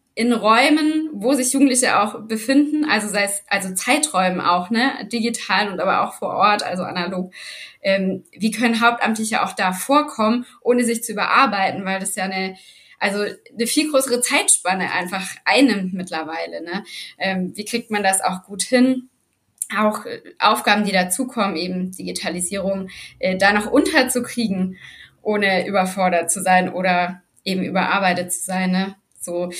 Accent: Black Forest, Baden-Württemberg, Germany; Also ich bin unten im Schwarzwald aufgewachsen

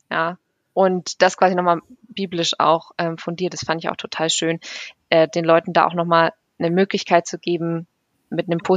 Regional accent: Bavaria, Germany; Ich komme ja aus Bayern, von daher passt.

